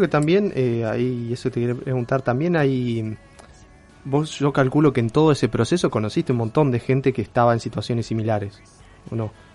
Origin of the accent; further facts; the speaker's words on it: a small town in Neuquén, Argentina; now in Rosario, Argentina; yo crecí en un pueblito en Neuquén, después fui a Neuquén Capital y después vine acá. Y después, ah, acá a Rosario